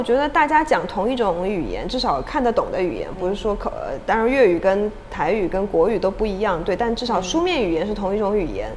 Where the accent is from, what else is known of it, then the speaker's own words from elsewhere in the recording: China; moved away as an adult; also born or lived in Hong Kong; now in Taiwan; 我出生成长在中国大陆，嗯。然后我在香港念书工作，然后我现在暂时居住在 在台湾